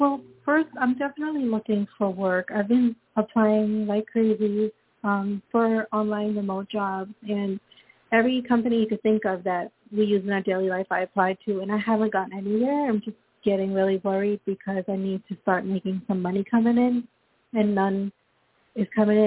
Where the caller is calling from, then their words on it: Florida, United States; I'm calling from Florida.